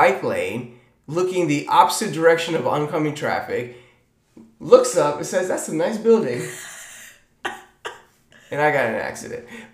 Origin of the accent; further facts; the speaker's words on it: Tampa, Florida, United States; I come from Tampa Bay